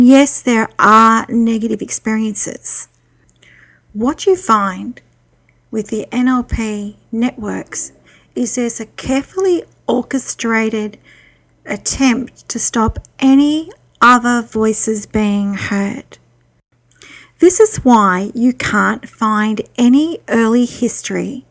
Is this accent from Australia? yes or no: yes; Australia; I'm an Australian psychic